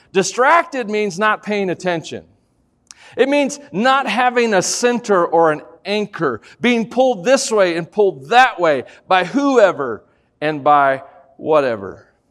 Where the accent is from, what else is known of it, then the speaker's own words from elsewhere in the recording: Tennessee, United States; I'm from Tennessee